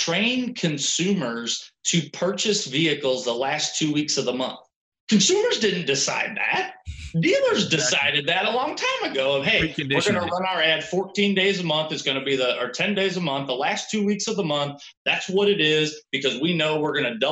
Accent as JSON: {"language": "English", "town": "St. Louis", "region": "Missouri", "country": "United States", "said": "I'm from St. Louis"}